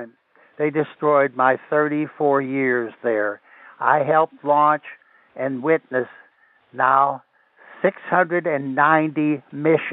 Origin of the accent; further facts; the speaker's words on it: Pittsburgh, Pennsylvania, United States; moved away as an adult; also born or lived in Cape Canaveral, Florida; just north of Pittsburgh, my hometown